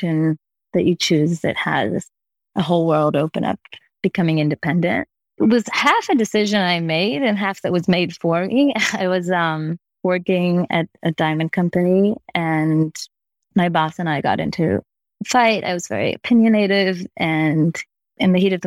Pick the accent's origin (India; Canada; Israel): Israel; moved away as an adult; now in New York, United States; I'm originally from Israel and I started my business in Israel